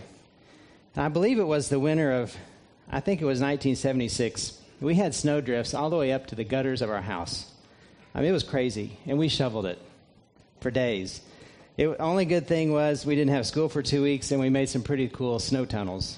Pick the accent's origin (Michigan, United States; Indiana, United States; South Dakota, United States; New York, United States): Indiana, United States; just south of Indianapolis, United States; moved away as an adult; also born or lived in Vero Beach, Florida; now in Lexington, United States; I grew up in Indiana, just south of Indianapolis, and it's through living those first 18 years of my life in central Indiana